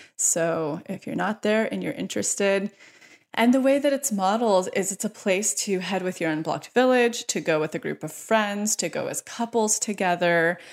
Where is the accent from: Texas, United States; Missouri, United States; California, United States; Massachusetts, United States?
California, United States; near Yosemite; moved away as an adult; now in Los Angeles, United States; the house I created up in Yosemite, close to my hometown